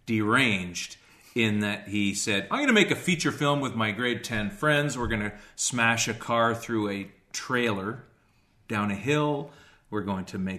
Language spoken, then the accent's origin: English; Canada; I'm from the North